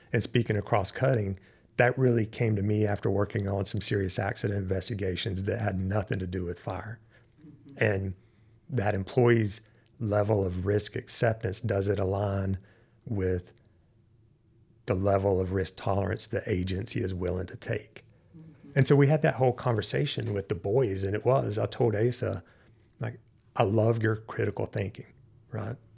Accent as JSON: {"language": "English", "region": "Western North Carolina", "country": "United States", "tie": "born or raised there", "moved": "yes", "said": "grew up in Western North Carolina"}